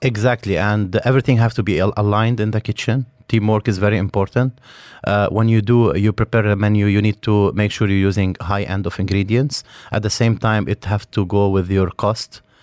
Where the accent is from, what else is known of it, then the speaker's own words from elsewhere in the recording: Beirut, Beirut Governorate, Lebanon; now in Dubai, United Arab Emirates; I'm from Lebanon, from Beirut. Um, I lived in an area called uh, Mazra. It's uh, it's in the middle of Beirut.